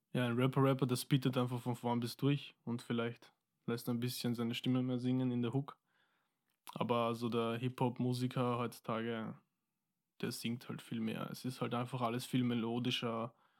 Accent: Wiener Neustadt, Lower Austria, Austria; also born or lived in Mozambique / Vienna; Wir sind hingezogen eigentlich nach Wiener Neustadt, ja. Und seitdem wohne ich dort.

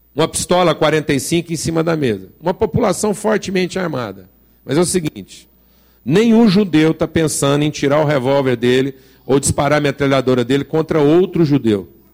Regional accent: Brazil; Como brasileiro

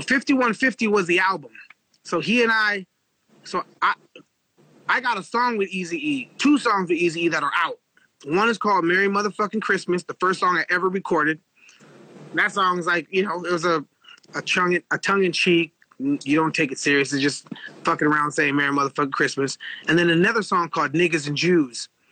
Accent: Los Angeles, California, United States; moved away as an adult; I grew up in East LA. Uh, we were the only black family in an all Mexican neighborhood

